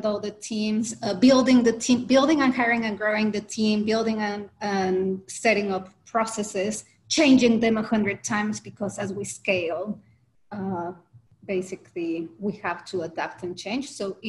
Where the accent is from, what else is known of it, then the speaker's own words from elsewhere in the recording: Mexico; I'm originally from Mexico, so that was in Mexico.